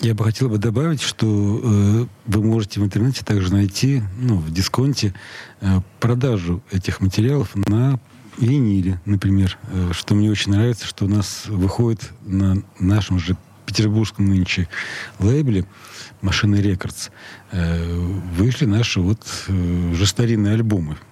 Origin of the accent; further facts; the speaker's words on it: Saint Petersburg, Russia; Я родился в Ленинграде. Да. Я местный